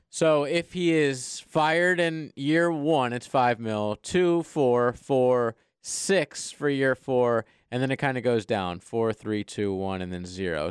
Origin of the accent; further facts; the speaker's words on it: Ocala, Florida, United States; I'm from Ocala